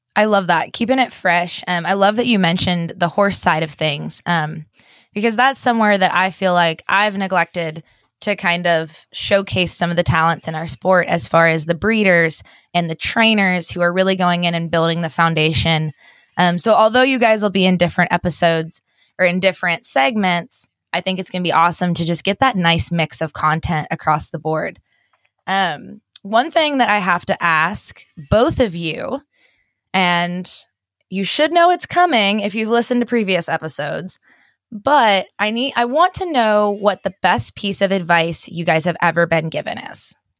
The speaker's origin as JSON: {"language": "English", "region": "Pennsylvania", "country": "United States", "moved": "yes", "lives_now": "Texas, United States", "said": "I'm from Pennsylvania"}